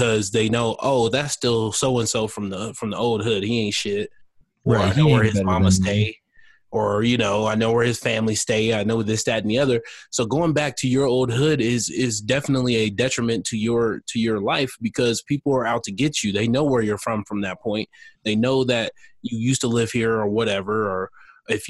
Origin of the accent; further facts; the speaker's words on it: United States; as an American